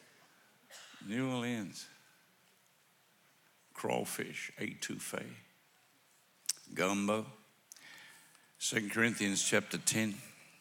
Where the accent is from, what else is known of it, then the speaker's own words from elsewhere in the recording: Melbourne, Victoria, Australia; We are from Melbourne. We call it Melbourne, M-E-L-B-U-N, Melbourne, Australia.